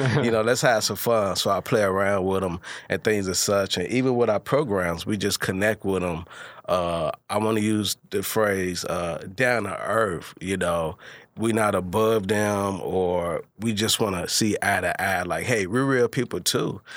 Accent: Hopkins Park, Illinois, United States; I'm from Hawkins Park

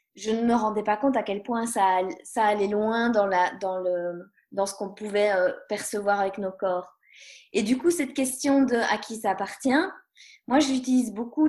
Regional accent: Belgium; je suis belge

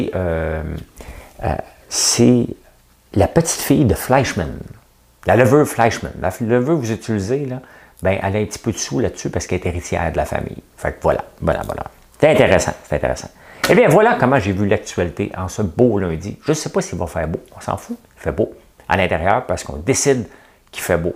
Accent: Montreal, Quebec, Canada; je suis montréalais

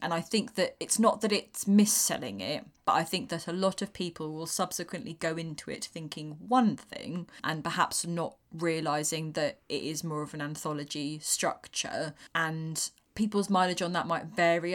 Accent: United Kingdom; being a British person

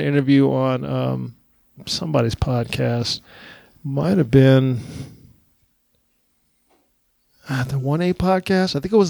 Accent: Texas, United States; I'm from Texas.

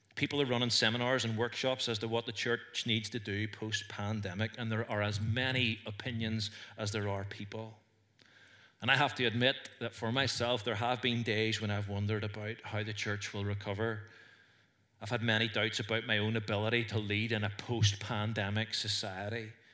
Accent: Northern Ireland, United Kingdom; accent: Northern Irish; I had a Northern Irish accent

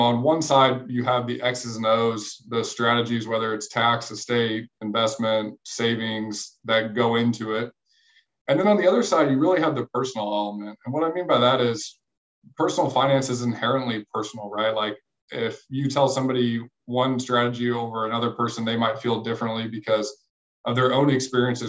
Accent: St. Charles, Missouri, United States; I grew up in St. Louis, just across the river in St. Charles. So still live here

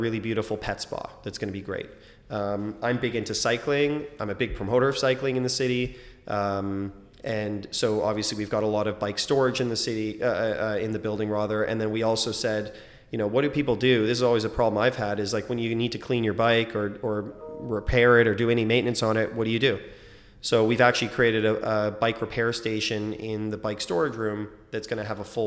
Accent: Toronto, Ontario, Canada; I grew up in Scarborough, I know it well

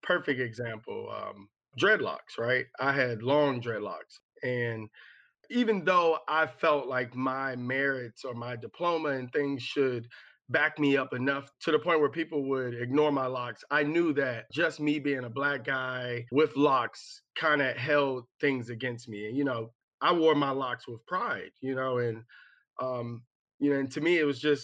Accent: Maryland, United States; I grew up in Prince George's County, which is a predominantly Black county outside of Washington, D.C.

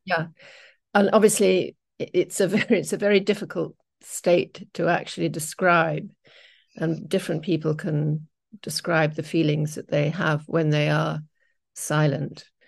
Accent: England, United Kingdom; moved away as an adult; I'm English

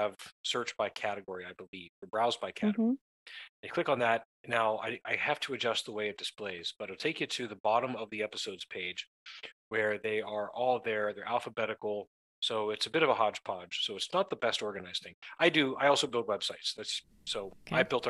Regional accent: Youngstown, Ohio, United States; I grew up in Northeast Ohio

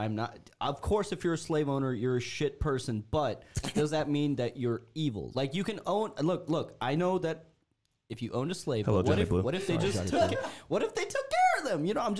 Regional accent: India; moved away; Growing up in India, my family personally had like a couple servants.

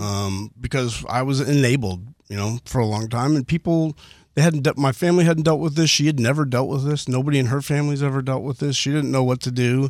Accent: Houston, Texas, United States; from Northwest Houston, the Spring area, born and raised

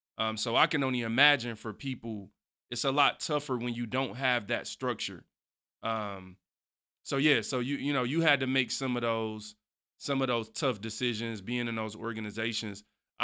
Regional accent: Detroit, Michigan, United States; growing up in Detroit, you know, I always say, like, Detroit, man, it's a rough place

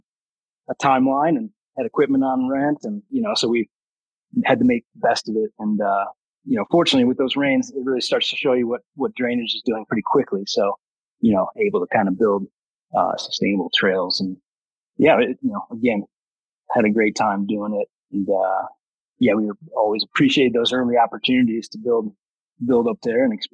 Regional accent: Midwest, United States; I'm from the Midwest, so I was, you know, fairly used to different climate

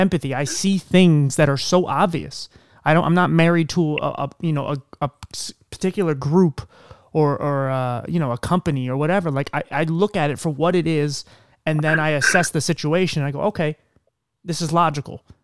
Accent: Philadelphia, Pennsylvania, United States; moved away; originally I'm from Philadelphia

